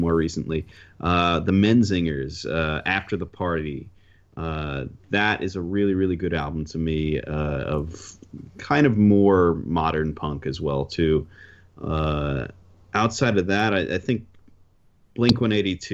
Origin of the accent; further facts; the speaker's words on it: New York, United States; we're from New York, or at least we are